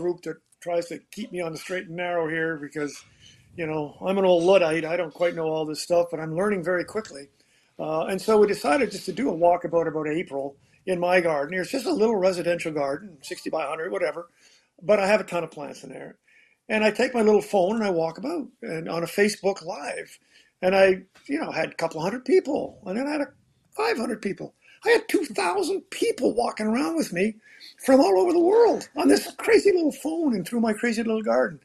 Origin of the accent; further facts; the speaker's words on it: Canada; moved away as an adult; now in Georgia, United States; We came from Canada